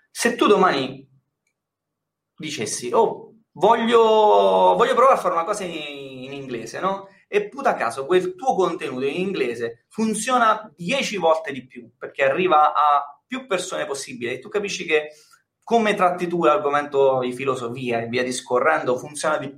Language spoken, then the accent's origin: Italian; Milan, Lombardy, Italy; now in Termoli, Italy; io sono da Milano, mi sono trasferito a Termoli, anche per star vicino alla famiglia